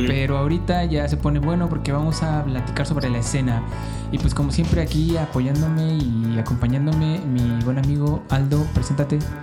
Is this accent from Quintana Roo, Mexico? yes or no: yes; Cancún, Quintana Roo, Mexico; somos de Cancún